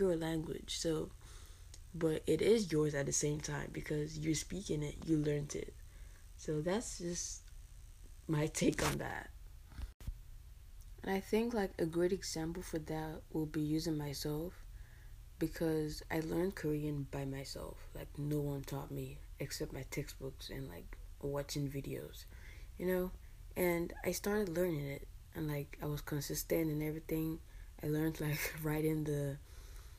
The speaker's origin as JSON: {"language": "English", "town": "Calabar", "region": "Cross River", "country": "Nigeria", "first_language": "English", "moved": "yes", "lives_now": "United States", "said": "I'm from Cross River, Calabar, Nigeria"}